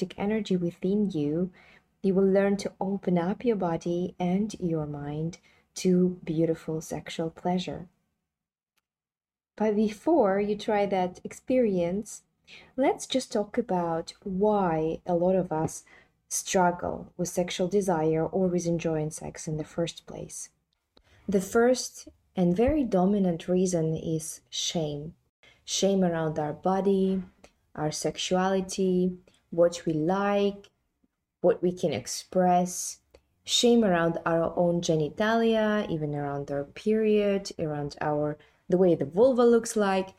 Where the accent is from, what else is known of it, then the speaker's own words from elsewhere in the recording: Kazakhstan; now in London, United Kingdom; I'm coming from Kazakhstan, right? So it's a post-Soviet mentality and majority Muslim environment where we don't talk about sex. But then I live in London